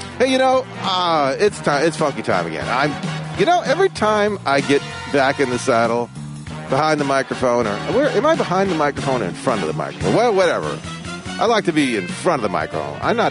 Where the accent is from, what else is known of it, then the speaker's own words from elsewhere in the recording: Westland, Michigan, United States; also born or lived in Detroit, Michigan; I grew up in Westland. It was originally Garden City, became Westland. Originally, it was actually Nankin Township. Nankin Mills Township is where I was born. I was born in Detroit, but lived in Nankin Mills Township